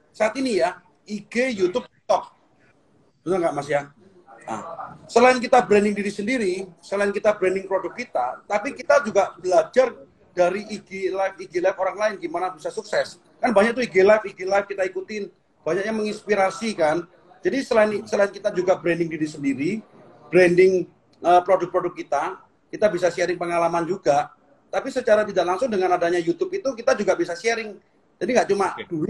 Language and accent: Indonesian; Jember, East Java, Indonesia; born there; Karena saya hmm. lahir di Jember, dulu punya cita-cita